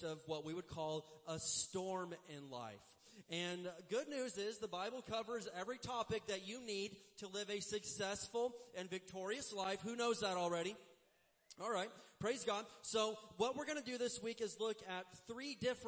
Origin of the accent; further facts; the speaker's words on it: Indiana, United States; I grew up in the Midwest in Indiana, and we had tornadoes.